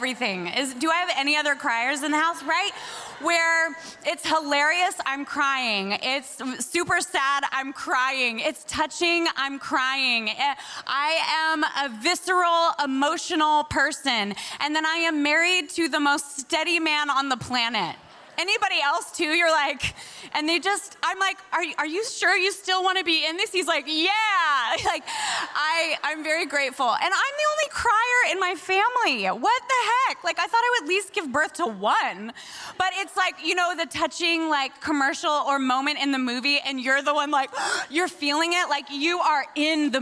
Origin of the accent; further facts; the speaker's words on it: Spokane, Washington, United States; moved away as an adult; also born or lived in Sydney, Australia; now in Brooklyn, United States; I'm on the other side of the mountains in a little place called Spokane, Washington. Close? Yeah. Really close to Idaho. So that's where I grew up.